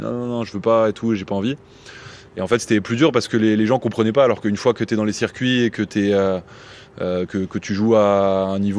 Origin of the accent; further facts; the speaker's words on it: Belgium; Alors oui, j'ai grandi en Belgique, mais euh, j'étais au lycée français où j'étais avec pas mal de Français dans le système scolaire français.